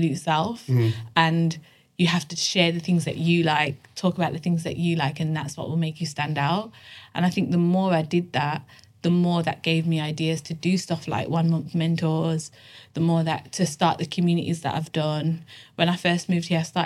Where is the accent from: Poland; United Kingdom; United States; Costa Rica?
United Kingdom; Birmingham, West Midlands; now in London, United Kingdom; I'm from Birmingham. And originally from Birmingham, but now live in London.